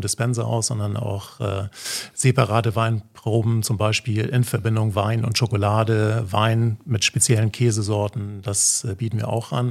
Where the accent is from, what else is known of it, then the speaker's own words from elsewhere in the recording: Flensburg, Schleswig-Holstein, Germany; accent: northern German; moved away as an adult; also born or lived in Hamburg; now in Mallorca, Spain; Ich bin, äh, wie man das wahrscheinlich auch hört, aus Norddeutschland, okay. gebürtiger Flensburger, aber lebe, habe die letzten 20 Jahre eigentlich in, in, Hamburg gelebt